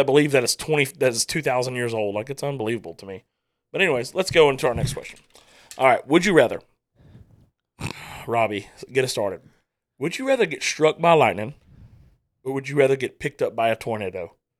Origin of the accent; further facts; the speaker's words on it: the Bible Belt, United States; we were raised in the Bible Belt